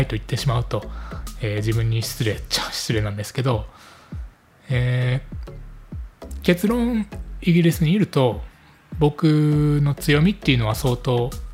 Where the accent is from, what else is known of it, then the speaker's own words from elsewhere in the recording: Japan; first language Japanese; moved away as an adult; also born or lived in United Kingdom; 母国語である日本語